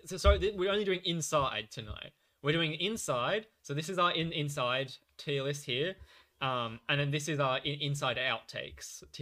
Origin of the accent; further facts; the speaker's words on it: Australia; We're from Australia